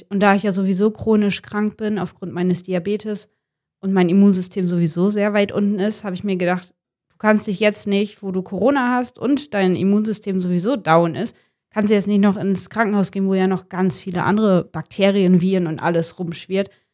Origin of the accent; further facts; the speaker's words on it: Wilhelmshaven, Lower Saxony, Germany; now in Jever, Germany; ich komme gebürtig aus Wilhelmshaven und lebe mit meinem Verlobten in Jever